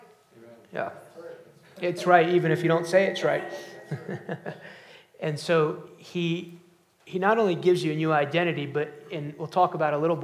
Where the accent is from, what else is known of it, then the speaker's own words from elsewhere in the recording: outside New York City, United States; I grew up outside New York City